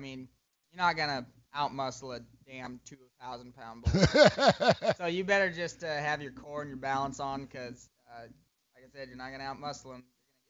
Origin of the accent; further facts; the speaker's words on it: Montana, United States; I come from Montana, where you got to drive 40 miles to meet your neighbor, so it's a long, long ways off from New York City.